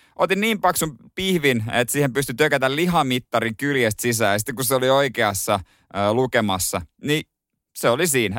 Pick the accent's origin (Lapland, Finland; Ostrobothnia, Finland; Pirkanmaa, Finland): Ostrobothnia, Finland; meillä päin Pohjanmaalla